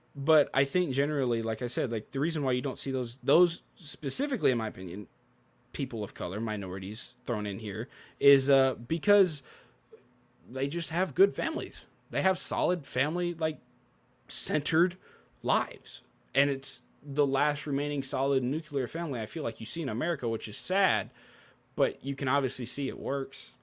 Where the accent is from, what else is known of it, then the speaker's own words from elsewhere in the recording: Memphis, Tennessee, United States; I'm from Memphis.